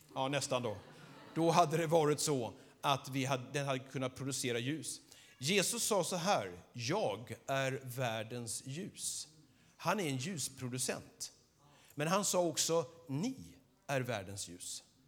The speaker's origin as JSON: {"language": "Swedish", "town": "Skövde", "region": "Västra Götaland", "country": "Sweden", "tie": "born or raised there", "said": "jag är född här i Skövde, uppvuxen här."}